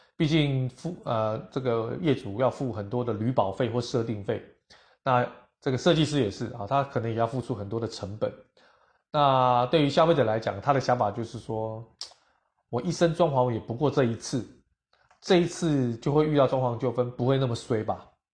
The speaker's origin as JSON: {"language": "Chinese", "country": "Taiwan", "said": "我们台湾人都非常有礼貌"}